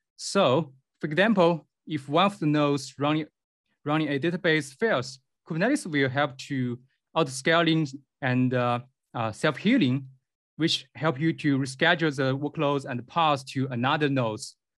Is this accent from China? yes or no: yes; Beijing, China; I come from Beijing, China